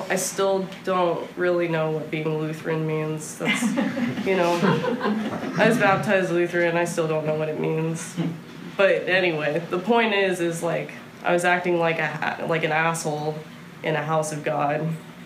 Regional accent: Bay Area, California, United States; also born or lived in New Orleans, Louisiana / Houston, Texas; now in Austin, United States; I grew up in California, lived in New Orleans for a second, lived in Houston for a long time, and came up to Austin for college

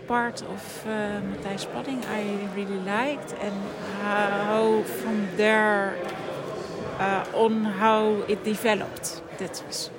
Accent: Utrecht, Netherlands; I'm from Utrecht.

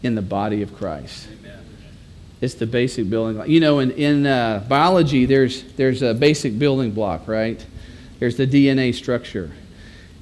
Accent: Texas, United States; I'm a Texan

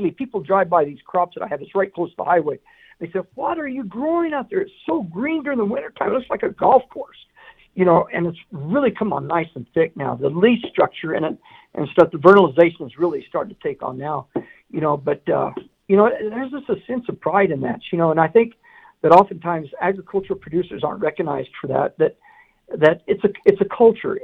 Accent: Bootheel of New Mexico, United States; moved away; I was raised in the Boot Hill of New Mexico, right on the frontera on the Mexican border

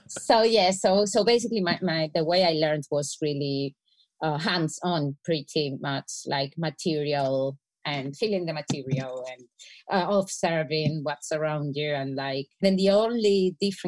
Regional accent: Spain; I'm from Spain.

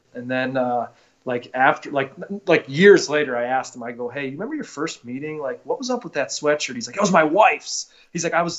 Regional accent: Northfield, Ohio, United States; I'm from Northfield, which is Nordonia Hills uh, school

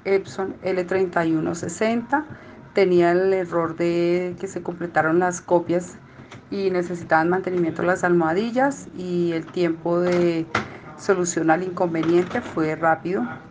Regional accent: Colombia; soy de Colombia

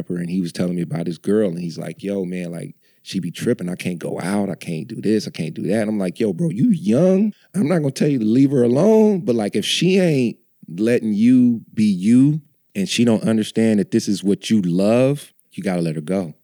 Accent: Oakland, California, United States; I'm from Oakland

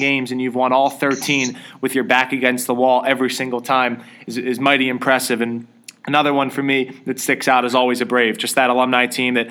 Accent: Philadelphia, Pennsylvania, United States; I'm from Philadelphia, and I listen to a lot of Sixers games

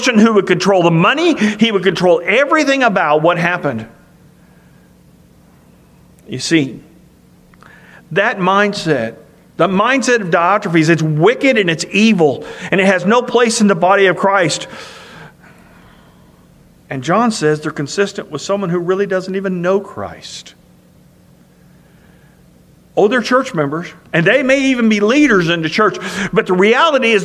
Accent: Marceline, Missouri, United States; moved away as an adult; my hometown of Marceline, Missouri

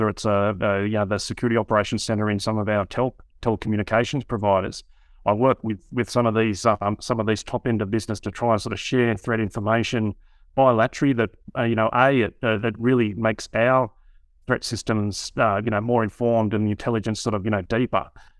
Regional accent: Australia; accent: Australian; I'm the Australian version of Jonas.

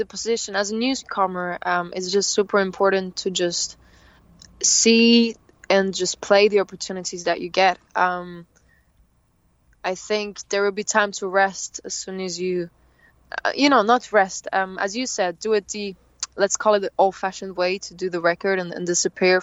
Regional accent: Thun, Bern, Switzerland; My hometown is called Thun, and that's where I live, where I have my little studio and everything

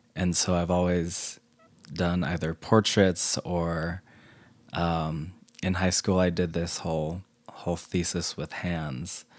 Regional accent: Salt Lake City, Utah, United States; I grew up here in Salt Lake.

